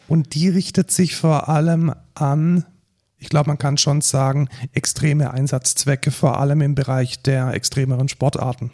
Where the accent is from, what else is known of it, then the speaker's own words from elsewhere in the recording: Germany; wir als, als äh, Deutsche